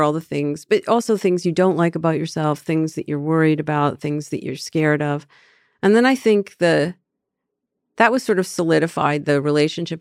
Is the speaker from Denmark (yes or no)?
no; Canada; moved away; I'm from Canada